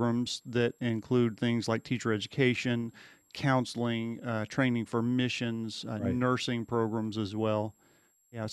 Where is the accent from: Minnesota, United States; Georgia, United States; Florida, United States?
Georgia, United States; South; I am from South Georgia